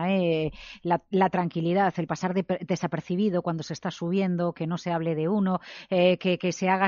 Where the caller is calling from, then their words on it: Alicante, Valencian Community, Spain; de Alicante.